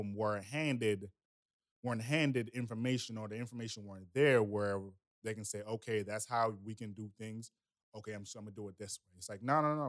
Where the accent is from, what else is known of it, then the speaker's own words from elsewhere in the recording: United States; also born or lived in Jamaica; I was born in Jamaica and I was raised in America.